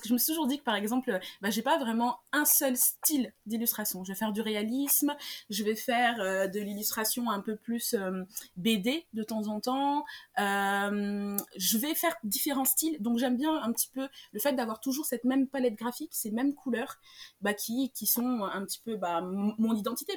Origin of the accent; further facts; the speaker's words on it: Senegal; moved away as an adult; now in Paris, France; Je suis née, j'ai grandi au Sénégal, donc le Wolof c'est une langue que je parle